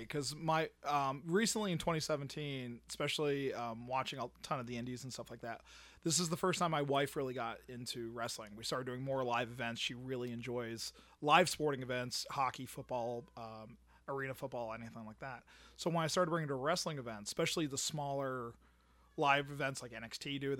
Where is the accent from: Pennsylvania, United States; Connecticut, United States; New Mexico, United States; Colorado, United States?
Pennsylvania, United States; now in Florida, United States; I was raised in Pennsylvania. Northeastern Pennsylvania, where, you know, wrestling would come.